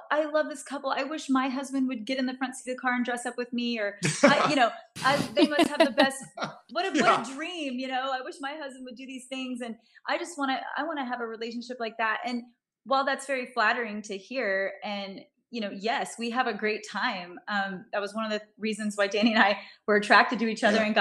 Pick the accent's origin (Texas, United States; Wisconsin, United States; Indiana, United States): Texas, United States; moved away as an adult; also born or lived in Los Angeles, California; I'm from Texas